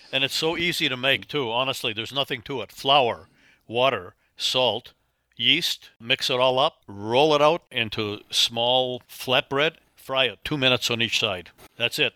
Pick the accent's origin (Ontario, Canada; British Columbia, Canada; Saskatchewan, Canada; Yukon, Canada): Ontario, Canada; Northern; moved away as an adult; also born or lived in Toronto / Chicago / Los Angeles; now in Oklahoma, United States; I grew up in Northern Ontario. We had one TV station when I was a kid